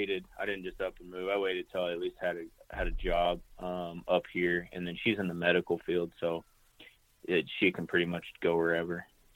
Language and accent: English; Kansas, United States; now in Montana, United States; I'm a transplant. I'm from Northeast Kansas originally, and I actually worked for Kansas Wildlife and Parks for 4 years as a public lands manager.